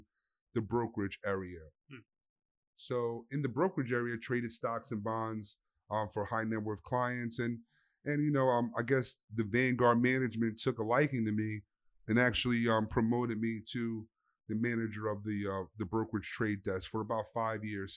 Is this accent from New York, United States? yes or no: yes; New York City, New York, United States; I'm from the Bronx, New York